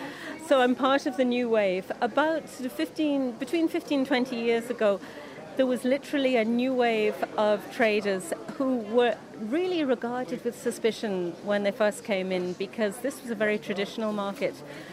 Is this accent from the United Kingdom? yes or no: yes; England, United Kingdom; now in Ireland; I came from England, I only spoke English, and now my children speak Irish.